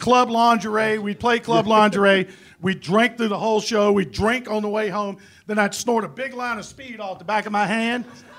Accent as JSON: {"language": "English", "town": "Danville", "region": "Virginia", "country": "United States", "tie": "born or raised there", "also_born_or_lived": "Ohio", "moved": "as an adult", "said": "I grew up in Danville, Virginia, which is right on just north of Chapel Hill. Grew up in a small town, you know, and I went to college in Ohio. I didn't know I was a hillbilly."}